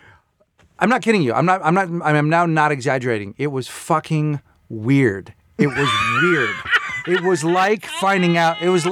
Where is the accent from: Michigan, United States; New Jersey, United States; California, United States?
California, United States; Bay Area; now in Los Angeles, United States; I grew up like Dave in the Bay Area, and so you know, a Giants fan and a 49er fan